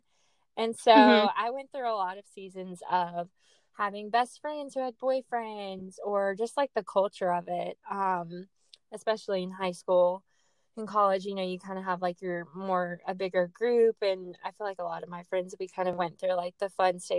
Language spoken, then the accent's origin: English; Jackson, Mississippi, United States; accent: Southern; I am a 28-year-old Southern gal, born and raised in Mississippi